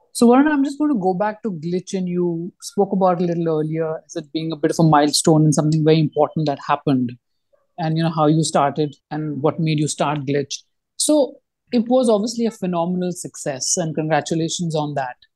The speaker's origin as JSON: {"language": "English", "country": "India"}